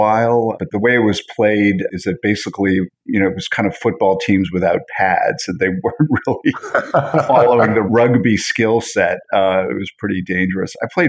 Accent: Montreal, Quebec, Canada; also born or lived in New York / Toronto; So I was born in Montreal and sort of border hop between Canada and the U.S. every 5 years. Montreal, then New York, then back to Montreal, went to college in Toronto.

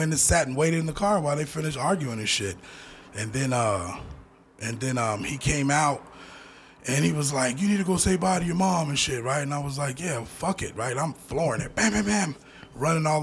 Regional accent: Denver, Colorado, United States; I was born in the Gloville Projects in that bottom room

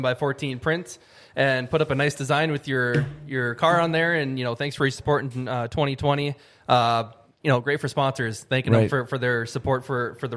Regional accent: Fargo, North Dakota, United States; I'm from Fargo, but Ada's just kind of home

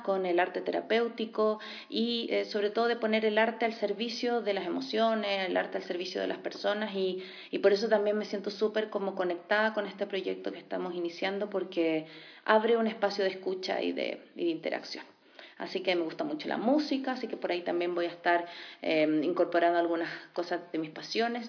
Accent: Chile; accent: Chilean; moved away as an adult; now in Quito, Ecuador; soy chilena, por mi acento ya lo habrán notado

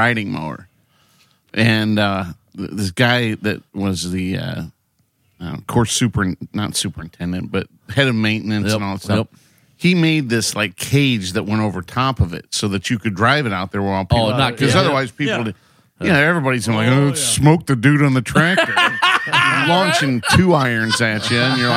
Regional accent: Toledo, Ohio, United States; growing up in Toledo, I worked at Heather Downs Country Club

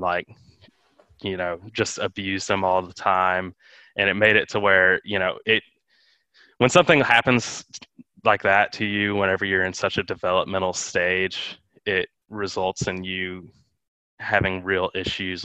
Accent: Houston, Texas, United States; now in Austin, United States; I grew up in Houston where, you know, there's a pretty good homeless population

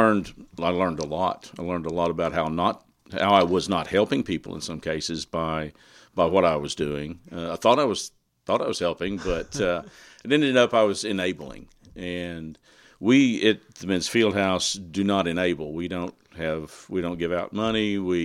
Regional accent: Burnet, Texas, United States; moved away as an adult; No, I grew up in Burnett, Texas, in Central Texas.

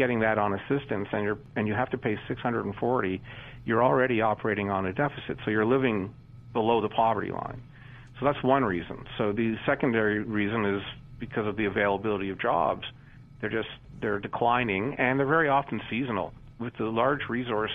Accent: Canada; also born or lived in Toronto; as a Canadian growing up in the 60s, 70s, and 80s

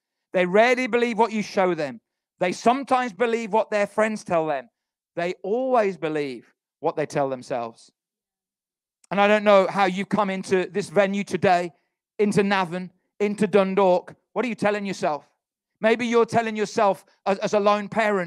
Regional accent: Halesowen, West Midlands, United Kingdom; our town is called Halesowen. None of you have heard of it because it's a little town outside Birmingham. When people say, where are you from? I say Birmingham

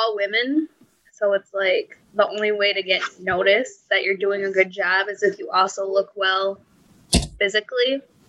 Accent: Saginaw, Michigan, United States; moved away; today I am in my hometown of Saginaw, Michigan.

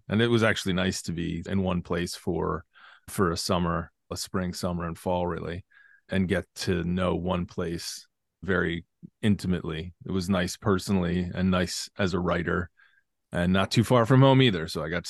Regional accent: Philadelphia, Pennsylvania, United States; I grew up caddying outside Philadelphia at a club called Rolling Green.

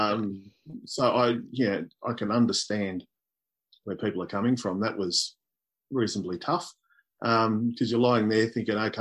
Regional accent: East Gippsland, Victoria, Australia; When I was growing up, I grew up in East Gippsland

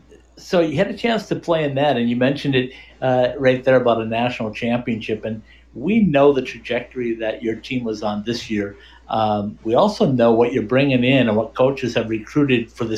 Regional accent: Minnesota, United States; being from Minnesota like I am

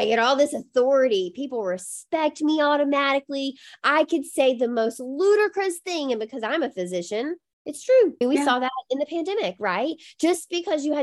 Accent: Mississippi, United States; now in Boston, United States; I grew up in Mississippi

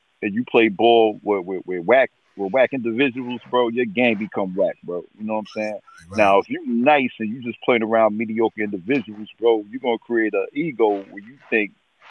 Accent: the Poconos, Pennsylvania, United States; I'm from the Poconos, man. Poconos all day, man.

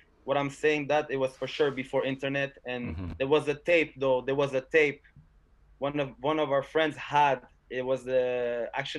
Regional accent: South Shore, Quebec, Canada; we're from the South Shore

